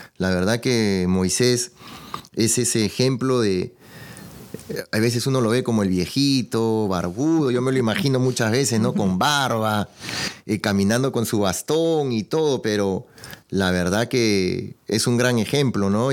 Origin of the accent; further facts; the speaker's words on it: Peru; yo soy de Perú